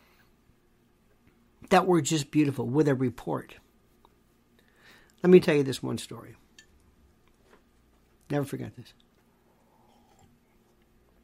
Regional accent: Tampa, Florida, United States; I grew up in Florida. Not Florida. Florida. That's redneck, hot, West Coast, Tampa. Not Tampa Bay, Tampa, Hillsborough County.

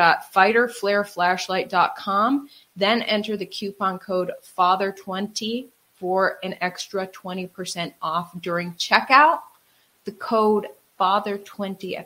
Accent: Wisconsin, United States; moved away; also born or lived in New York; I grew up in Wisconsin

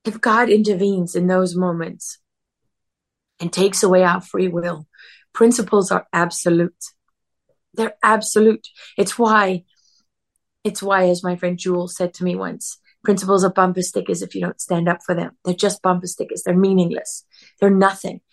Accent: South Africa; As a young girl growing up in South Africa

